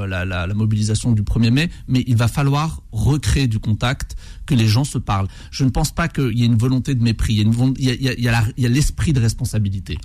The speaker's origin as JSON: {"language": "French", "town": "Bobigny", "region": "Île-de-France", "country": "France", "tie": "born or raised there", "said": "j'ai grandi à Bobigny"}